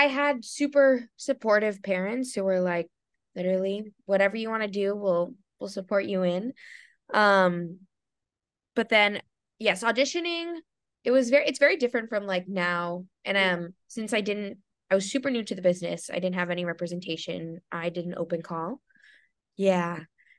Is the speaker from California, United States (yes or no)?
yes; Southern California, United States; moved away; also born or lived in New York; I grew up in SoCal, so like all the fam and friends are here